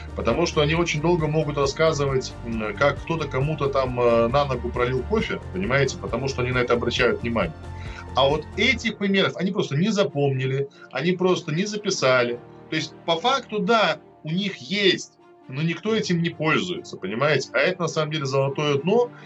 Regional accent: Minsk, Belarus; moved away as an adult; also born or lived in Moscow, Russia; now in Russia; Я вырос в Минск, а Минск очень чистый город.

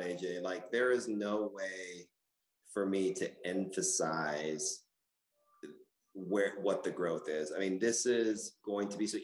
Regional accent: Austin, Texas, United States; I was a poor kid growing up in Chevy Chase apartments here in Austin

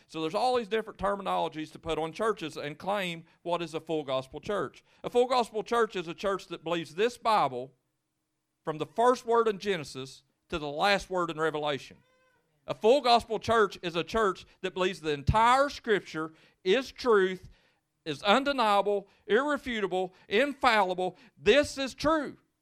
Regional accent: Lewis County, Kentucky, United States; I'm from Lewis County

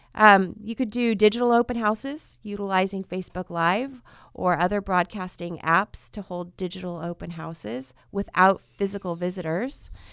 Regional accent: Fresno, California, United States; also born or lived in Orange County, California; I was two weeks away from my seventh birthday when we moved to Fresno from Southern California. And my parents wanted to come here so that we could grow up in a community and have roots.

